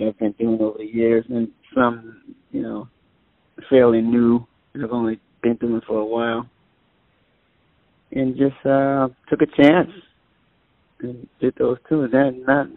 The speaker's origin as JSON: {"language": "English", "town": "New Orleans", "region": "Louisiana", "country": "United States", "tie": "born or raised there", "moved": "as an adult", "lives_now": "Oakland, United States", "said": "growing up in New Orleans, jazz-wise, I grew up in the church, my thing, musically anyway, in New Orleans."}